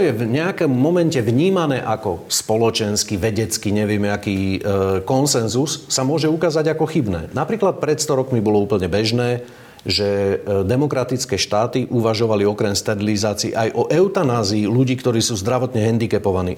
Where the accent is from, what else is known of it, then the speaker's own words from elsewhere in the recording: Upper Nitra, Trenčín Region, Slovakia; now in Bratislava, Slovakia; pochádzam z Hornej Nitry